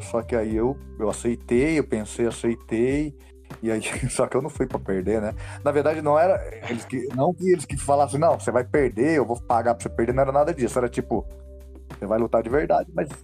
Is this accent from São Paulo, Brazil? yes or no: yes; São Paulo, Brazil; also born or lived in Northeast Brazil; eu nasci lá no Nordeste, mas eu cresci aqui em São Paulo, né? Tô aqui desde os 5 anos de idade e cresci aqui na, na periferia de São Paulo